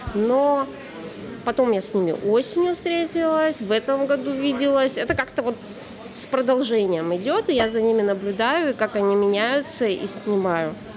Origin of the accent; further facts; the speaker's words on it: Tyumen, Tyumen Oblast, Russia; Я же из Тюмени, я далеко.